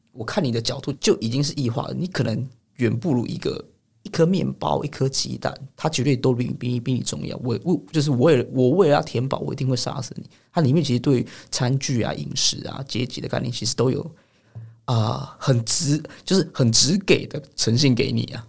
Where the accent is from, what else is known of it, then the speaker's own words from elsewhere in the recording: Taipei, Taiwan; also born or lived in Chiayi County; 但我其实老家在嘉义县，但我是台北土生土长